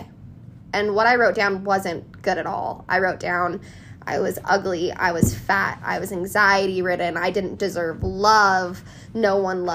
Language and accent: English; Colorado, United States; born and raised in Colorado